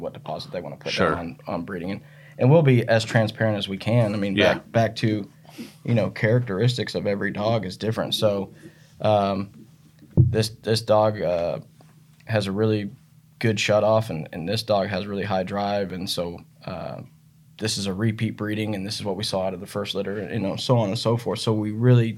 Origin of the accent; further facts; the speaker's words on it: Northwest Missouri, United States; I grew up in Northwest Missouri, obviously like you did, where the hunting's phenomenal here